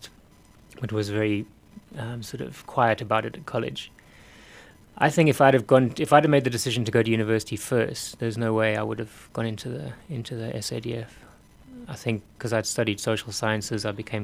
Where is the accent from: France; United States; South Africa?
South Africa; Cape Town, Western Cape; moved away as an adult; My parents moved to South Africa when I was 4 years old, and I grew up in Cape Town.